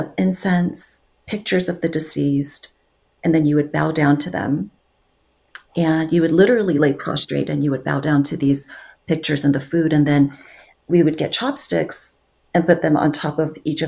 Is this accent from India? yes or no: no; Guam; also born or lived in South Korea; now in Southern California, United States; I was born in South Korea, and then I moved to Guam when I was 3 because my dad's work visa came through Guam.